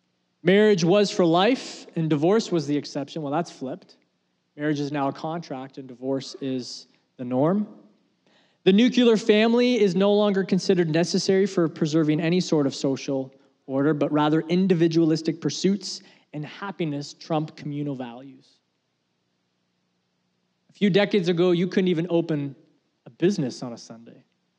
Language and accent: English; Canada; Now, I'm proudly Canadian, and I support our country.